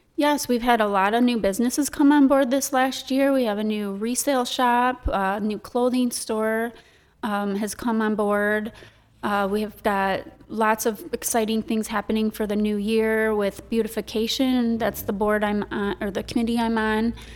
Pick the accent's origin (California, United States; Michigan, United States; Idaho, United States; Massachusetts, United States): Michigan, United States; Sandusky; moved away as an adult; also born or lived in Owosso, Michigan; now in Saint Charles, United States; I'm born and raised in Sandusky, Michigan.